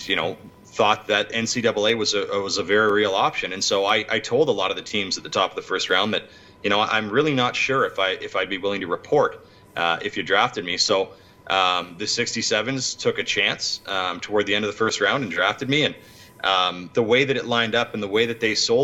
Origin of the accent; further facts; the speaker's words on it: Ottawa, Ontario, Canada; also born or lived in Toronto; Playing for the Ottawa Senators in my hometown was special.